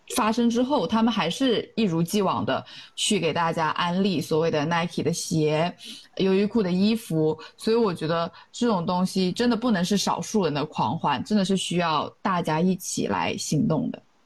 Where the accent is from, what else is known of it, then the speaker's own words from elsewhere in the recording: China; moved away as an adult; 当时参加这个活动的只有我一个中国人